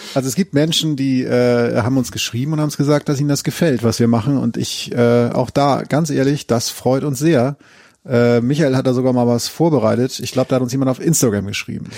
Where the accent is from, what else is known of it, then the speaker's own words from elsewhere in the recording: Northern Germany, Germany; ich komme ja aus Norddeutschland